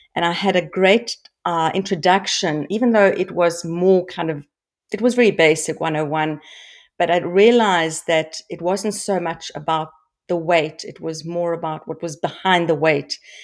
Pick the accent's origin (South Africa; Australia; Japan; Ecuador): South Africa; I grew up in South Africa